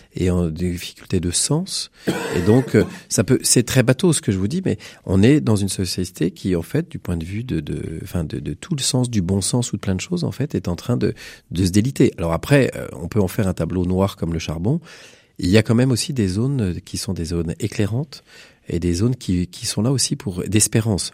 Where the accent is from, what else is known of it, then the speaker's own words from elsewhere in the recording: Bécon-les-Granits, Pays de la Loire, France; moi je suis d'un milieu rural, je suis originaire d'un petit village de Bécon-les-Granits.